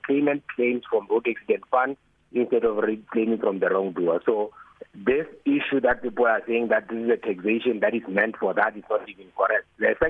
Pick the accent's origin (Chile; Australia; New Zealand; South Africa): South Africa; I'm still South African.